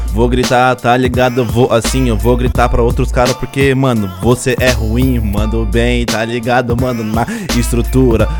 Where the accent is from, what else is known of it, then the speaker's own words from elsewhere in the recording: São Paulo, Brazil; eu sou paulista